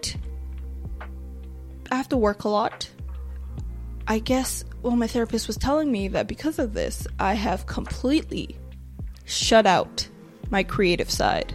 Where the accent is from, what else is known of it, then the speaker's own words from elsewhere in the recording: Nigeria; But I'm Nigerian.